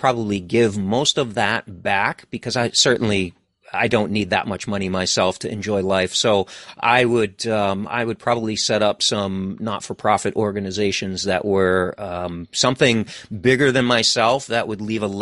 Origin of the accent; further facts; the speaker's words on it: East Coast of the United States, United States; also born or lived in New England; I'm from the East Coast of United States. So I live in New England